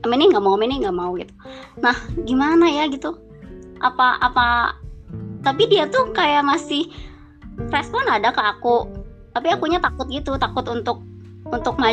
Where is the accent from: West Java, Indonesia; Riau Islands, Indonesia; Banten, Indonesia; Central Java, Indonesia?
West Java, Indonesia; Bandung; dari Bandung.